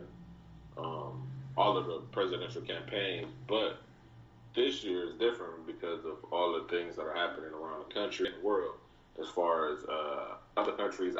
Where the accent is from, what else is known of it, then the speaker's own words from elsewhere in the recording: Chicago, Illinois, United States; I'm from Chicago.